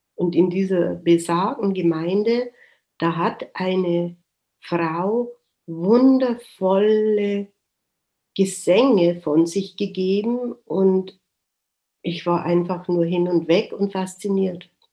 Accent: Germany; ich ja als Deutsche

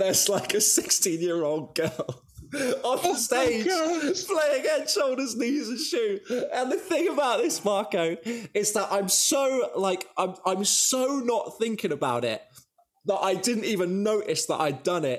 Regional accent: Devon, South West England, United Kingdom; And now I'm from Devon.

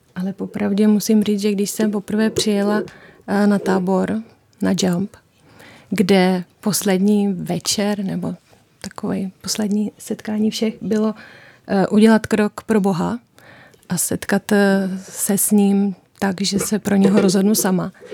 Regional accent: Prace, South Moravian Region, Czechia; moved away as an adult; now in Pozořice, Czech Republic; Já pocházím z Prace

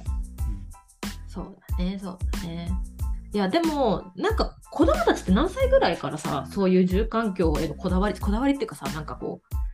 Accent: Kagoshima, Japan; now in Vancouver, Canada; 私鹿児島出身

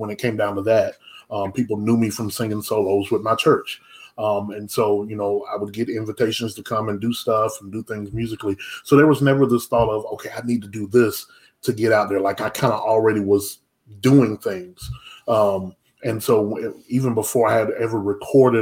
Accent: Anderson, South Carolina, United States; now in Irmo, United States; my hometown is LA, which is Lower Anderson. That's not Los Angeles. That's Lower Anderson

